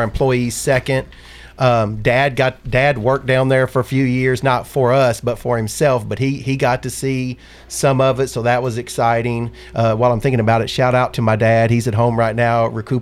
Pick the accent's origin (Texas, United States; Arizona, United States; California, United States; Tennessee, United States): Tennessee, United States; Huntington; moved away as an adult; also born or lived in Ashland, Kentucky; now in Murfreesboro, United States; I grew up in Huntington, Tennessee